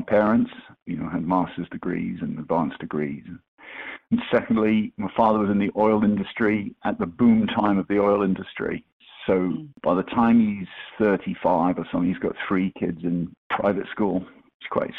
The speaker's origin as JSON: {"language": "English", "town": "Edinburgh", "region": "Scotland", "country": "United Kingdom", "tie": "born or raised there", "said": "I grew up in Edinburgh."}